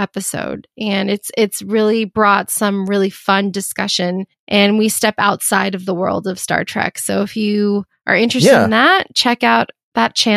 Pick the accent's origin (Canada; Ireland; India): Canada; I was born in Canada